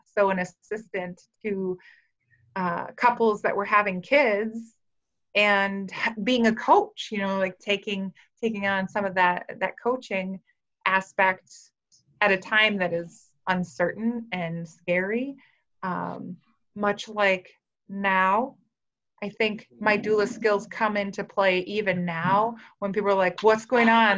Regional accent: Frazee, Minnesota, United States; moved away as an adult; now in Fargo, United States; I grew up in Frazee, Minnesota

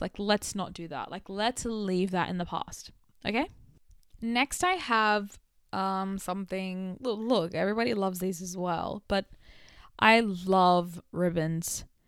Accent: Sydney, New South Wales, Australia; accent: Australian; my Australian culture, specifically from being from Western Sydney

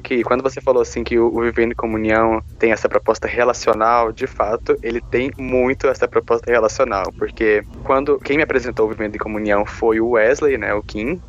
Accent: Caldas Novas, Goiás, Brazil; moved away as an adult; now in Ribeirão Preto, Brazil; eu sou natural de Caldas Novas, Goiás, mas vivo em Ribeirão Preto também por conta da faculdade

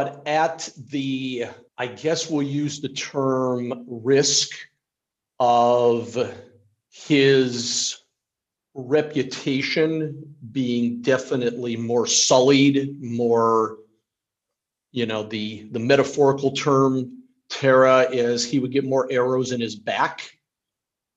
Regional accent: Ohio, United States; I'm a lifelong Ohioan.

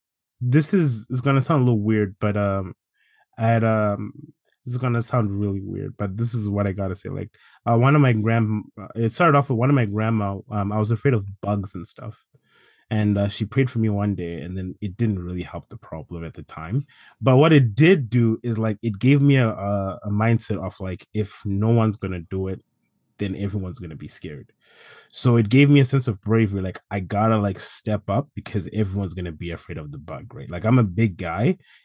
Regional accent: Zimbabwe; born there; So, it all started like when I was born. I was born in Zimbabwe.

